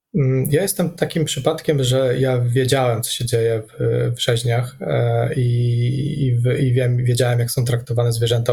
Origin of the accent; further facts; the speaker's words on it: Radom, Masovian Voivodeship, Poland; moved away; also born or lived in Warsaw; My ogólnie pochodzimy, znaczy ja z Radomia